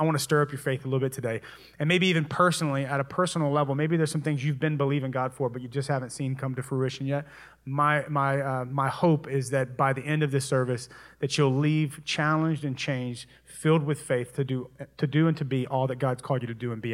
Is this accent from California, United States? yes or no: no; Louisiana, United States; moved away; I'm originally from Louisiana